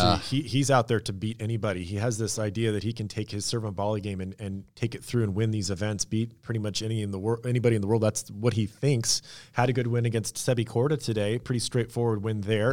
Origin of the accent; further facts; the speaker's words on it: Washington, United States; I grew up in Washington State